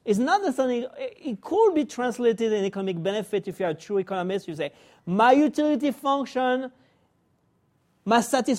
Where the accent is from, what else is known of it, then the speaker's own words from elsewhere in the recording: France; also born or lived in Spain (ancestry); now in United States; I was born in France. My family is Spanish. I came to the U.S.